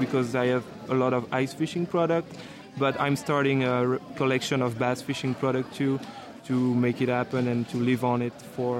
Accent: Belgium; accent: French accent; English is a second language; moved away; I'm from Belgium.

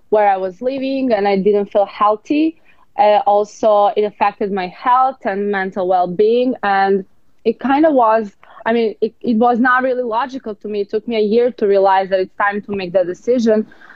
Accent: Serbia; now in Los Angeles, United States; I'm from Serbia.

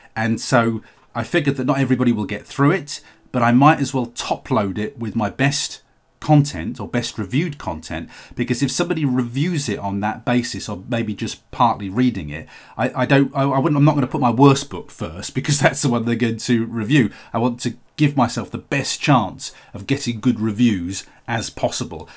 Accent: United Kingdom; the U K is my home country

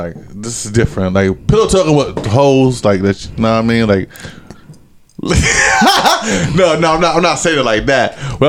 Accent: Trenton, New Jersey, United States; I'm from Trent

